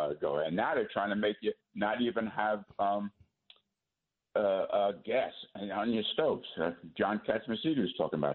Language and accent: English; United States; I was born in America